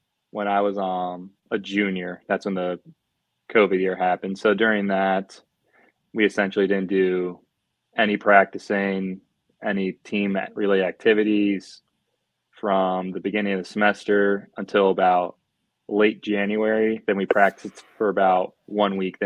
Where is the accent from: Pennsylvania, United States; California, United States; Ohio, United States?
Ohio, United States; Rittman; moved away as an adult; also born or lived in Upper Peninsula, Michigan; I'm from Rittman, Ohio. Went to Rittman High School, graduated there in 2017